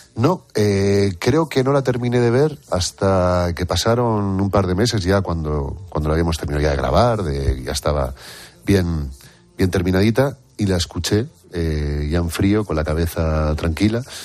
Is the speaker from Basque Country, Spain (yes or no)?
yes; Durango, Basque Country, Spain; also born or lived in Santa Cruz de Tenerife, Canary Islands; yo soy chicharrero, eh, de pura cepa además. Lo que pasa es que llevo muchos años viviendo en, Bilbao, desde los 8 o 9 años que me fui a Durango